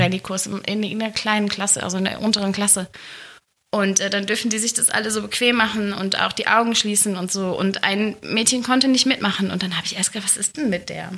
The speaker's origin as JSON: {"language": "German", "town": "Gelsenkirchen", "region": "North Rhine-Westphalia", "country": "Germany", "tie": "born or raised there", "moved": "as an adult", "lives_now": "Hilden, Germany", "said": "ich bin ja ein Kind des Ruhrgebiets."}